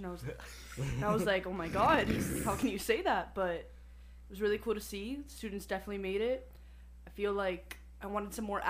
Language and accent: English; Miami, Florida, United States; moved away as an adult; I'm from Miami. Studied up north.